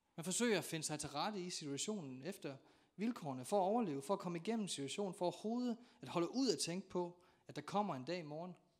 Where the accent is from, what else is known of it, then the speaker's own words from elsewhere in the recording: North Jutland, North Denmark Region, Denmark; jeg er nordjyde